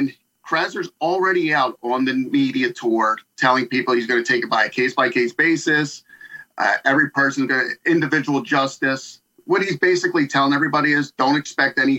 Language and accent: English; Philadelphia, Pennsylvania, United States; I grew up in the Frankfurt section of Philadelphia